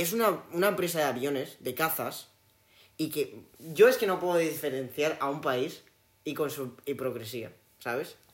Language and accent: Spanish; Spain; soy español